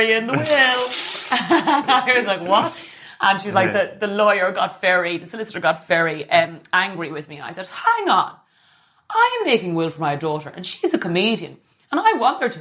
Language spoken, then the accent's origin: English; Ireland; being Irish